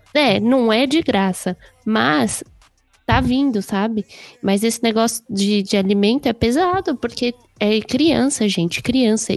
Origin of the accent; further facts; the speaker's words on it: Guarulhos, São Paulo, Brazil; estudar numa escola assim de periferia, vamos dizer assim, que eu sou do Pimentas.